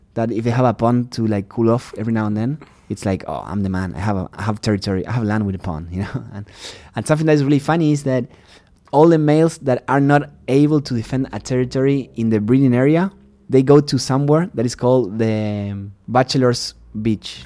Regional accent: Uruguay; English is a second language; moved away as an adult; also born or lived in Texas; now in United States; I'm from Uruguay

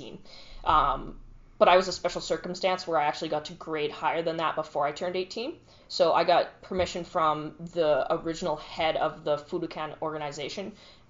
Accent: Medicine Hat, Alberta, Canada; So I was originally born and raised in Medicine Hat, Alberta, and so I grew up there my entire life.

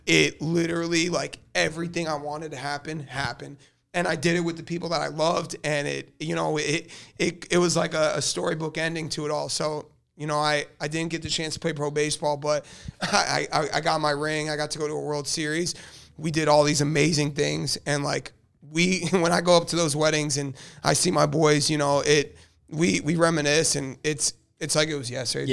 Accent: South Florida, United States; also born or lived in Delaware; I'm a Florida kid. I'm, you know, I grew up in South Florida

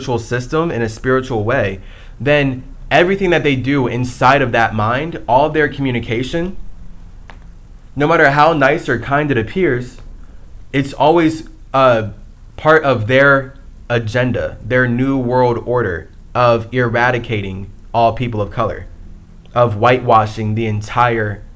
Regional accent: Ohio, United States; moved away as an adult; also born or lived in Chicago / San Diego; growing up in Ohio, growing up in the schools that I went

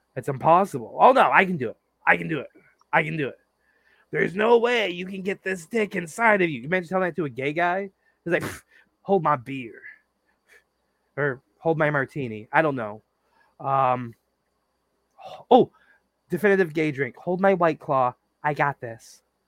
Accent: United States; growing up in America as an American

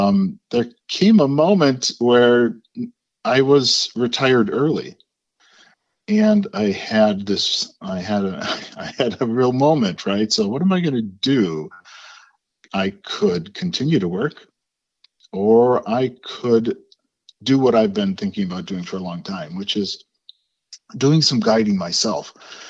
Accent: Waukesha, Wisconsin, United States; So my background is I grew up in the Waukesha area, not too far from Pewaukee.

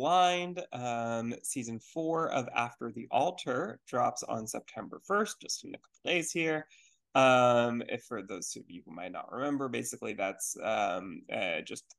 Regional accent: Houston, Texas, United States; Houston, which is my hometown.

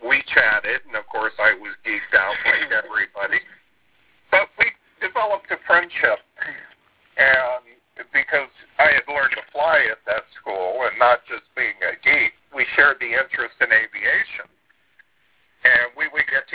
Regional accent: South Florida, United States; I witnessed all of the launches growing up in South Florida

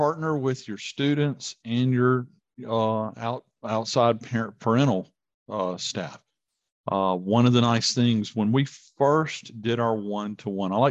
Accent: Vicksburg, Mississippi, United States; my hometown, Vicksburg

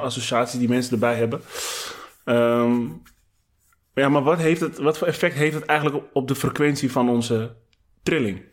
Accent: Amsterdam, North Holland, Netherlands; als Amsterdammer

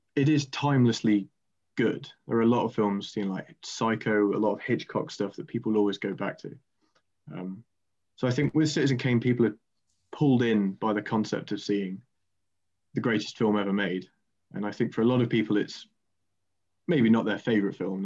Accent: Quarrington, East Midlands, United Kingdom; also born or lived in Canterbury; I'm from Quarrington, which is just outside of Lincoln, um, near Sleaford

